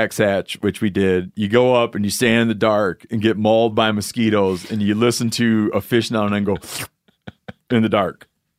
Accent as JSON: {"language": "English", "region": "Michigan", "country": "United States", "tie": "born or raised there", "said": "Oh, and Yanni did, in my home state, in his home state, Yanni did the fishing trip that elicits eye rolls from many people, which is when a thing happens in Michigan where you get the hex hatch"}